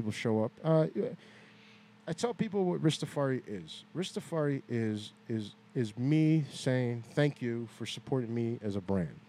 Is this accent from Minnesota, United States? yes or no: no; Gary, Indiana, United States; also born or lived in Hebron, Indiana; Northwest Indiana. I was born and raised in Gary. I live in Hebron, Indiana.